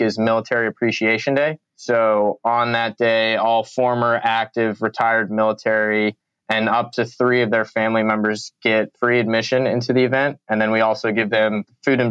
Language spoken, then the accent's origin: English; Chicago, Illinois, United States; also born or lived in Florida; now in California, United States; I'm a Midwestern guy. I grew up in Chicago. And then Florida and now California.